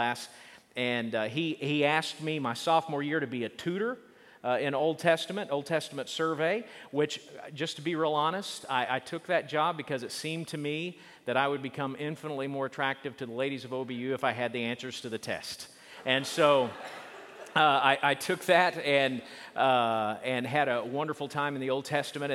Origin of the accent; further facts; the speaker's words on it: Oklahoma, United States; I grew up in Oklahoma